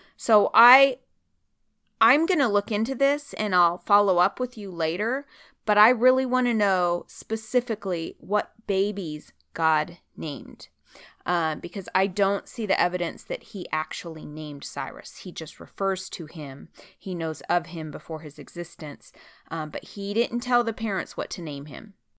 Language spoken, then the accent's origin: English; Oregon, United States; moved away; I'm from Oregon